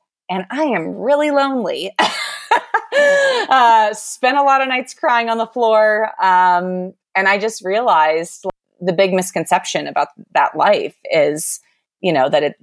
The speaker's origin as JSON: {"language": "English", "area": "outside of Aspen", "region": "Colorado", "country": "United States", "tie": "born or raised there", "also_born_or_lived": "Louisville / Boise, Idaho / Sun Valley, Idaho", "moved": "yes", "said": "I grew up outside of Aspen"}